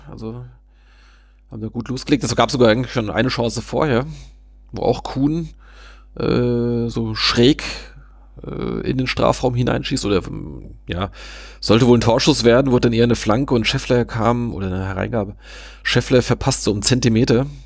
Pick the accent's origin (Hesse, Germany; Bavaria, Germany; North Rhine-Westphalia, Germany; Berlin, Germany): North Rhine-Westphalia, Germany; Münster; da hätte also ich mich jetzt als, als Münsteraner auch sehr geärgert